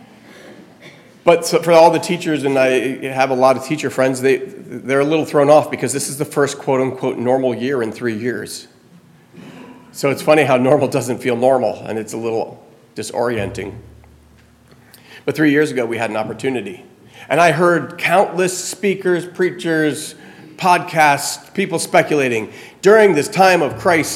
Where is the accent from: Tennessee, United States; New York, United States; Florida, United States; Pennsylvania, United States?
Florida, United States; now in New Jersey, United States; growing up in Florida